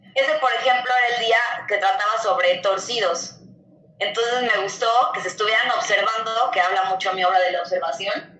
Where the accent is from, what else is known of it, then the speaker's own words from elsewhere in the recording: Mexico; Soy artista mexicano